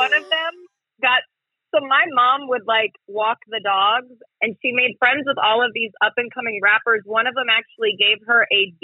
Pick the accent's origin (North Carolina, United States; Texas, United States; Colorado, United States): Colorado, United States; now in Studio City, United States; we're all from Colorado.